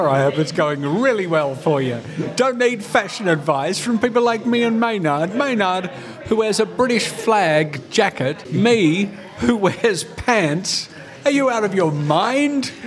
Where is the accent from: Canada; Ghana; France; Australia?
Australia; we're Australian